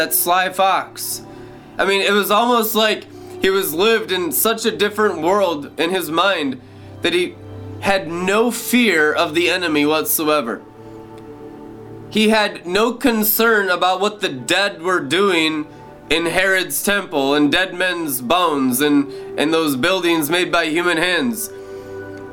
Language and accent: English; Friday Harbor, Washington, United States; I was born in Friday Harbor, San Juan Island in 1981